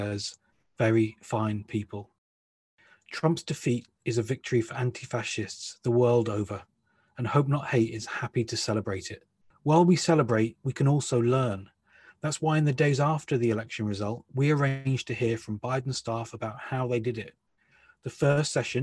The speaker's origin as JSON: {"language": "English", "country": "United Kingdom", "also_born_or_lived": "United States", "said": "I'm a US citizen as well as being British"}